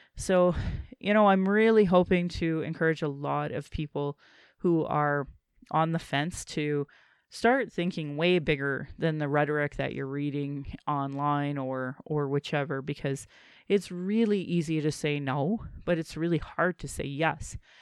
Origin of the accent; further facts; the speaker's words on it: Calgary, Alberta, Canada; I was born in Calgary